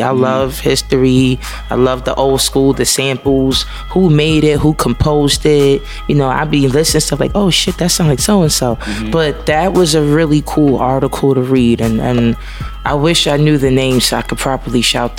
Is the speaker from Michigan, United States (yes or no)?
no; New York City, New York, United States; I'm from Harlem. I'm from St. Nick Projects